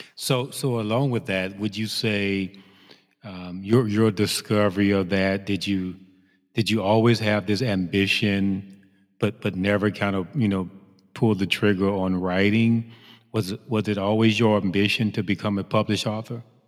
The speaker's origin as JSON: {"language": "English", "town": "Chicago", "region": "Illinois", "country": "United States", "said": "another Chicagoan"}